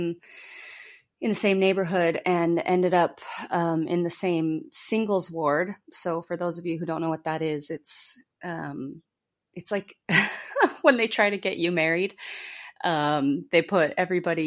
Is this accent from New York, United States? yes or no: no; Utah, United States; we're from Utah, which is the kind of the headquarters of Mormonism